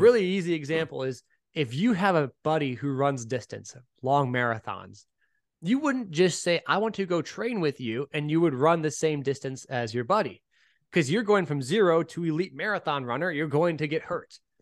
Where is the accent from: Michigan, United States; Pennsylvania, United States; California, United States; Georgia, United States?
California, United States; the Bay Area; I'm from the Bay